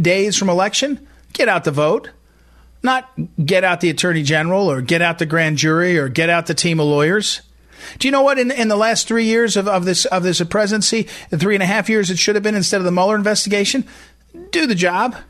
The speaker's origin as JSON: {"language": "English", "region": "Missouri", "country": "United States", "tie": "born or raised there", "said": "my home state of Missouri"}